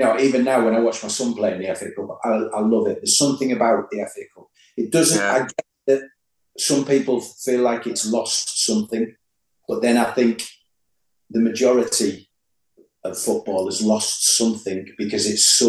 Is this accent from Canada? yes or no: no; Middlesbrough, North East England, United Kingdom; As a kid, obviously, I'm from Middlesbrough.